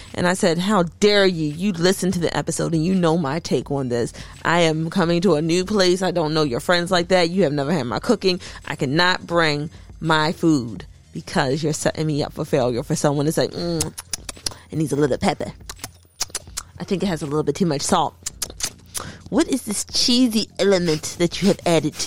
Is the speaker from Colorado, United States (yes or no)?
no; Maryland, United States; I'm from Maryland